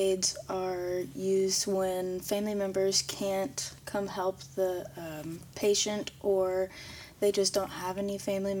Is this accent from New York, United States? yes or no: no; Batesville, Indiana, United States; I have always been at Batesville, and I'm in Batesville High School now.